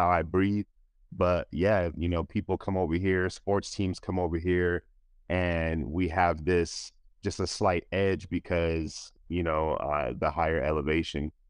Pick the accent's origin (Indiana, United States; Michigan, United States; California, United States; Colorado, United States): Colorado, United States; Denver; I grew up in Denver, Colorado, and, um, I've been here my whole life